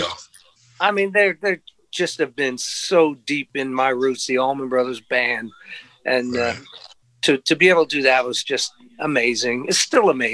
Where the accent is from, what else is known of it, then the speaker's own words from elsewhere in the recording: Long Island, New York, United States; moved away as an adult; also born or lived in Sarasota, Florida; now in Nashville, United States; I'm from New York originally, Long Island, New York